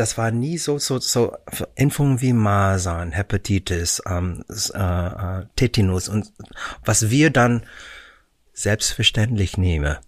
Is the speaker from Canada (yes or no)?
yes; Vancouver, British Columbia, Canada; German is a second language; moved away as an adult; also born or lived in Philippines / Hollywood, United States; now in Germany; ich bin in den Philippinen geboren. Mhm. Äh, wir sind dann nach Kanada, als ich äh, elf Monate alt war, zur Vancouver